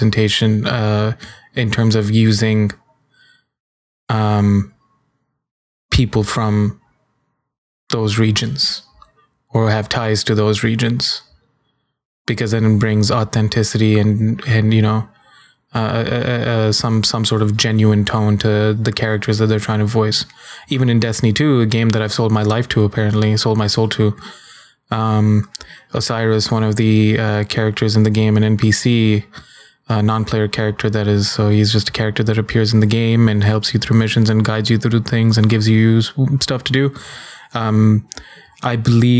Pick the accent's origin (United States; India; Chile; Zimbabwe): India; I'm an Indian man